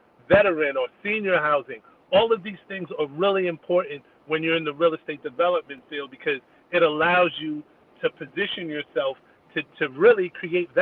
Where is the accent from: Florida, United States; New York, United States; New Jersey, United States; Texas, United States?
New Jersey, United States; also born or lived in Atlanta; my home state of New Jersey, which really only because I started there, because that's where I grew up